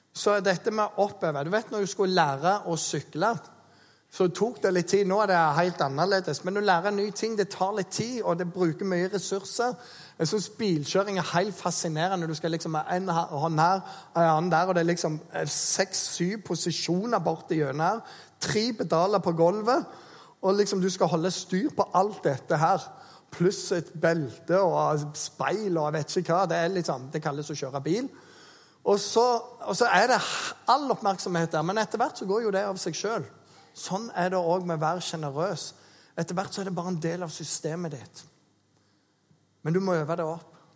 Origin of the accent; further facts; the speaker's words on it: Jæren, Rogaland, Norway; moved away; Jeg er jo en jærbu